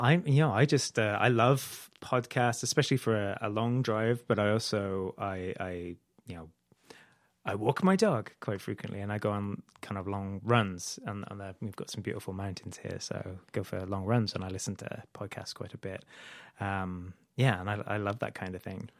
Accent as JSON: {"language": "English", "country": "United Kingdom", "also_born_or_lived": "Idaho", "moved": "as an adult", "lives_now": "United States", "said": "I'm originally from the U K, um, but I, I've lived in the U S, uh, for about ten years now."}